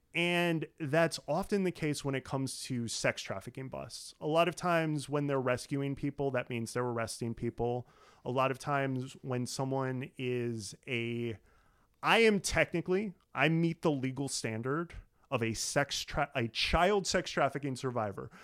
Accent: Illinois, United States; my home state of Illinois

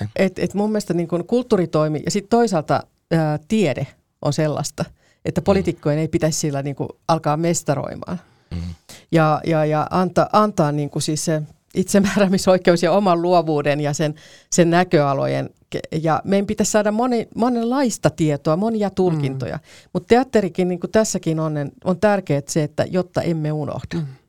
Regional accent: Karkkila, Uusimaa, Finland; Mä oon Karkkilasta kotoisin

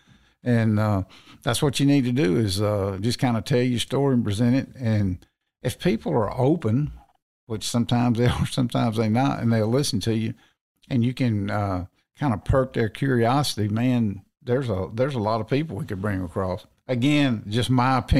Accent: Natchez, Mississippi, United States; moved away; I ended up going back to my hometown down in Natchez, Mississippi

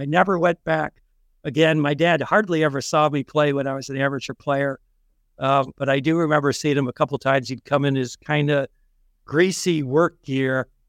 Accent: New Brunswick, New Jersey, United States; born there; I was born in New Brunswick, New Jersey.

